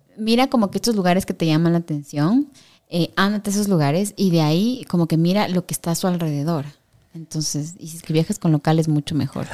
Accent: Quito, Pichincha, Ecuador; soy quiteña ya, pues aquí soy así también

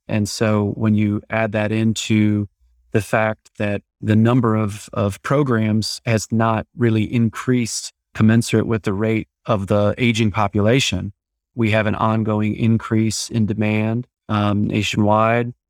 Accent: Iowa, United States; moved away as an adult; now in Dallas, United States; I'm originally from Iowa, uh, went to medical school there

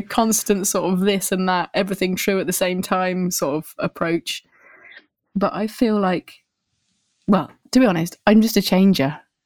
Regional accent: Winchester, South East England, United Kingdom; moved away as an adult; also born or lived in Bristol; now in Paris, France; I grew up in a place called Winchester

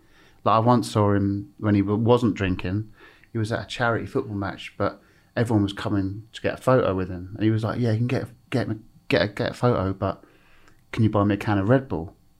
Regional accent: Epsom, South East England, United Kingdom

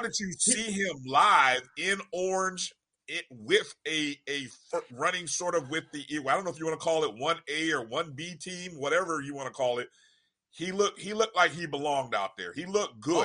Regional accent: Indianapolis, Indiana, United States; my hometown, Indianapolis

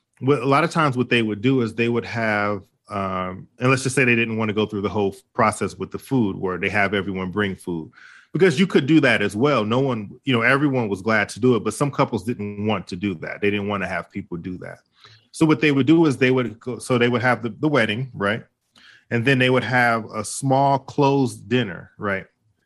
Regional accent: Detroit, Michigan, United States; And you know, what's funny, growing up in Detroit, there was a lot of people who, when they got ready to get married, they didn't really have a lot of money.

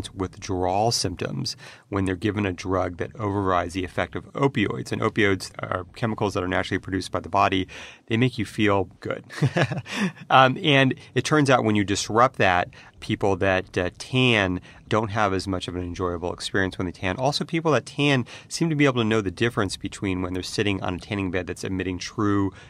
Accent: California, United States; I grew up in California

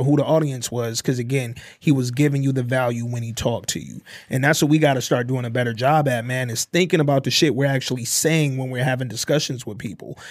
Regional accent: Detroit, Michigan, United States; I'm from the D

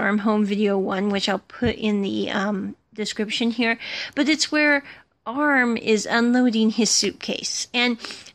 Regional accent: United States; I'm an American and I come from America

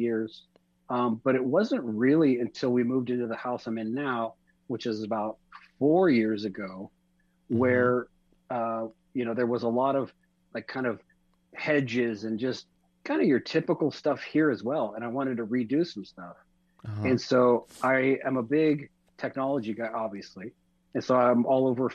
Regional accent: Orange County, California, United States; Born and raised in Orange County, California

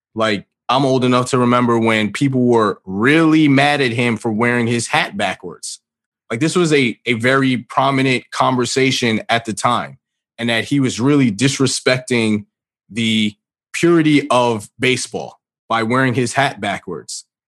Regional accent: New York City, New York, United States; I grew up in New York. I'm from the Bronx

